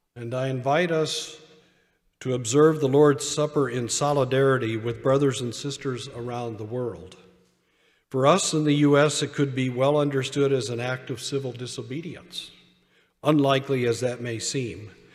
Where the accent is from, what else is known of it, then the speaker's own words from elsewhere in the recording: United States; I am an American